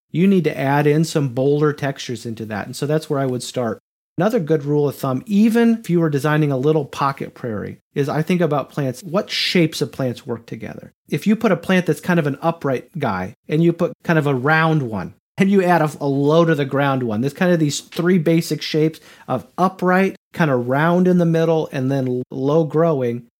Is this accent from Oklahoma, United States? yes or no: no; Grand Island, Nebraska, United States; moved away as an adult; now in Knoxville, United States; I'm from Nebraska, and so I'm kind of from the prairie zone, the area that they call the Great Plains, which was one hundred percent tall grass prairie where I grew up